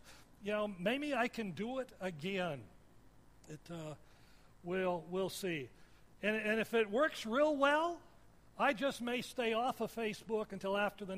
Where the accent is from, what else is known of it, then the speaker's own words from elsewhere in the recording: Washington, United States; also born or lived in Michigan; I remember I grew up in Washington, and I skied a lot through high school and then moved to Michigan.